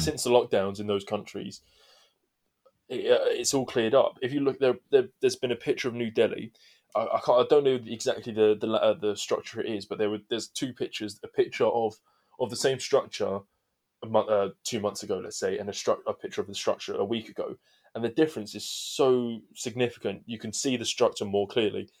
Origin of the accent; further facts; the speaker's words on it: England, United Kingdom; we're English